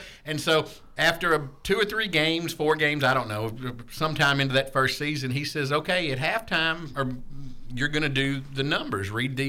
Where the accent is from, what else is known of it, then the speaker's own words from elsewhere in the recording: Clarksville, Tennessee, United States; also born or lived in Alabama; We grew up in Clarksville